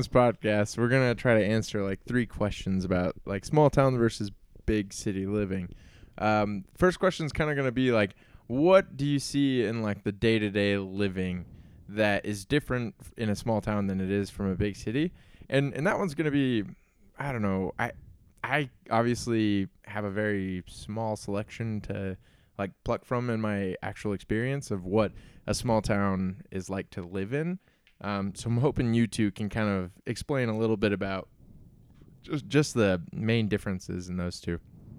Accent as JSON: {"language": "English", "town": "Herriman", "region": "Utah", "country": "United States", "said": "It's like, no, I'm from Salt Lake City. It's like, oh, what, like, where do you live in Salt Lake? It's like, I live in Harriman."}